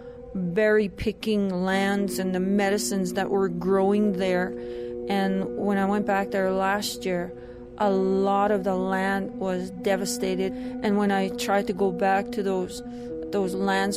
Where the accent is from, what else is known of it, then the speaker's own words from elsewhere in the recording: Canada; I'm from the Treaty 6 territory in what is now known as Canada. I'm from the Nihio people.